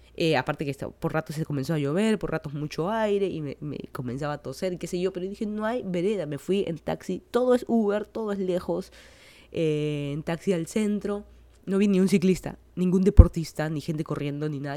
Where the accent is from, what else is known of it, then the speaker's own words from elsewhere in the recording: Lima, Peru; moved away as an adult; now in Miami, United States; yo soy de Lima, Perú, hace como año y medio que estoy viviendo en Miami, Florida.